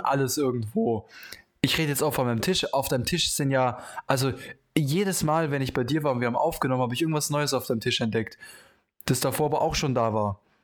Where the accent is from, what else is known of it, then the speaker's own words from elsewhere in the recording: Germany; als Deutscher